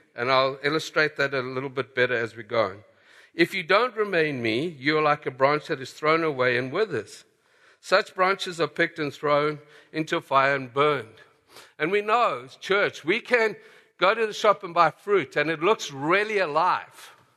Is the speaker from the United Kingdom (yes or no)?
no; South Africa; moved away as an adult; And so I grew up in South Africa